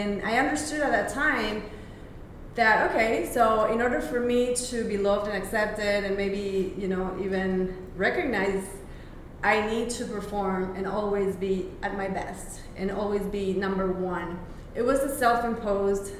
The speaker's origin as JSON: {"language": "English", "country": "Bolivia", "tie": "born or raised there", "said": "I was born and raised in Bolivia, in South America."}